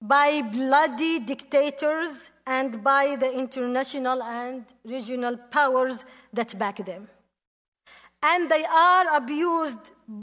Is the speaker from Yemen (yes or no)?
yes; Yemen; English is a second language; my home country, Yemen